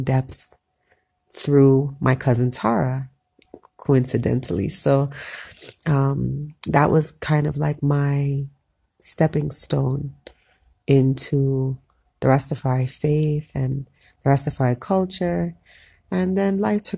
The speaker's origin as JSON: {"language": "English", "region": "South Florida", "country": "United States", "tie": "born or raised there", "moved": "as an adult", "lives_now": "Ethiopia", "said": "I grew up in South Florida, two parents who were both Jamaican, so I'm Jamaican descent, first generation American"}